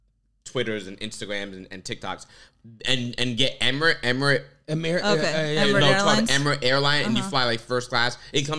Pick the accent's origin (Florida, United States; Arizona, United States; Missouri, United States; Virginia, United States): Florida, United States; Palm Bay; moved away; I grew up in Florida.